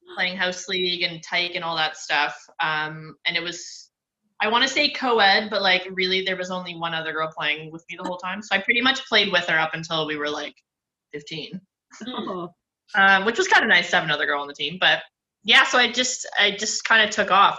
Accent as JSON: {"language": "English", "country": "Canada", "said": "as a Canadian"}